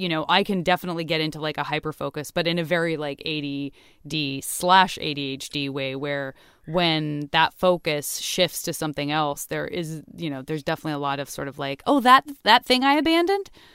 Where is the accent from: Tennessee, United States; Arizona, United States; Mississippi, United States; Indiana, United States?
Arizona, United States; Tucson; being a kid in Tucson, also not exposed to any kind of skiing whatsoever or ice skating